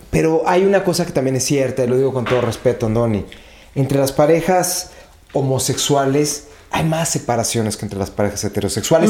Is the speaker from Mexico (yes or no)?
yes; Mexico; yo lo digo como mexicano